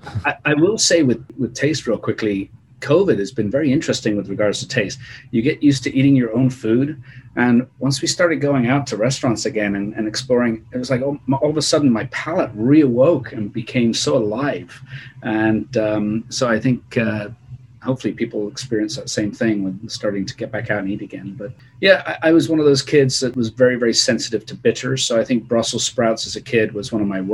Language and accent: English; England, United Kingdom; moved away as an adult; also born or lived in Bristol; now in California, United States; I'm English